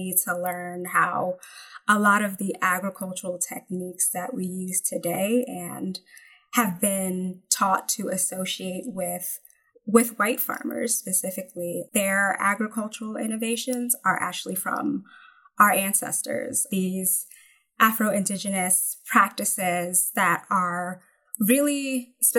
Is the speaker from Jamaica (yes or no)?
yes; Jamaica; moved away; also born or lived in New Jersey; as a Jamaican, I'm thinking of, you know, crops that are native to my homeland, like callaloo